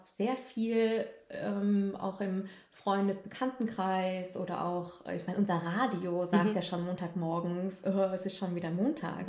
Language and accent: German; Germany; Man hört, dass ich Deutsche bin